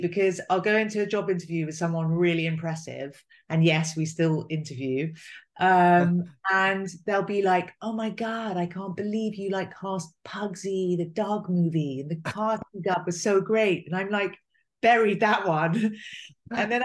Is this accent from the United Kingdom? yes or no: yes; England, United Kingdom; I was English, I'd come from England